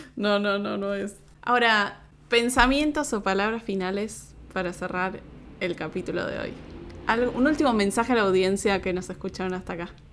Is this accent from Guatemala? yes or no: no; Argentina; la perspectiva de un argentino en Argentina, todo eso que, que, somos un país como tan particular